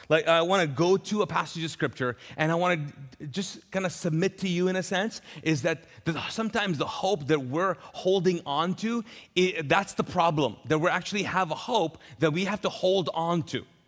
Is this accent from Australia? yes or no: no; Pakistan; also born or lived in Middle East; now in Charlotte, United States; I'm Pakistani